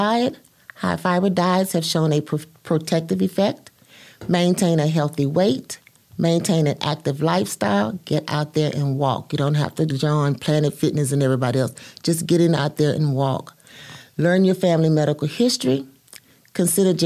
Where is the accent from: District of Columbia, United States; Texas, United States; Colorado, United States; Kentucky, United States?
Texas, United States; moved away as an adult; now in Harvey, Louisiana, United States; Grew up in Texas.